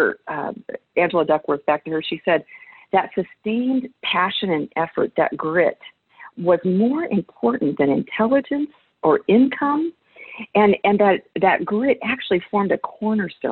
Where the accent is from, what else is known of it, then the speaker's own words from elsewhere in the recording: United States; I'm an American